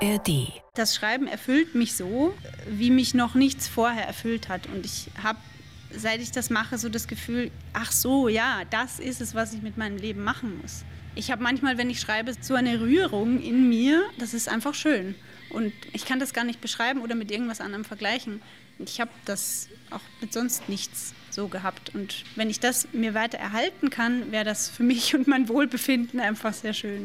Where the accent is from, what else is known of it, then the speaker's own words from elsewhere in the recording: Mittelburgenland, Austria; moved away as an adult; also born or lived in Vienna; Also ich bin geboren in Wien und als ich so vier, fünf war, haben meine Eltern dann nach einem Haus am Land gesucht und sind dann fündig geworden in einer kleinen Gemeinde im Mittelburgenland. Und da bin ich aufgewachsen